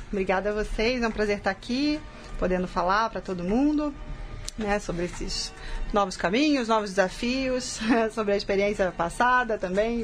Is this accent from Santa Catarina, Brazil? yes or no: no; São Paulo, Brazil; eu sou de São Paulo, e eu estou muito envolvida aqui com a arbitragem em São Paulo